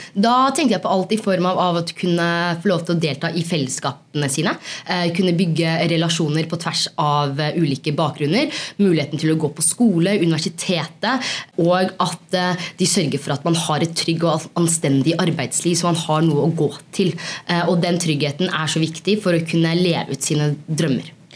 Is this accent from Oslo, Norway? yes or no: yes; Oslo, Norway; moved away as an adult; now in Trondheim, Norway; Jeg kommer fra Oslo. Jeg kommer fra et sted som heter Mortensrud, og så er jeg blitt litt trønder.